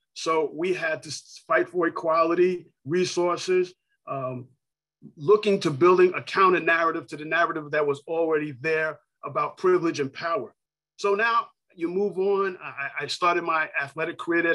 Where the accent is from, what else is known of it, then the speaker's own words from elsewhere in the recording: New York City, New York, United States; I grew up in New York City, um, borough Queens, Hollis, Queens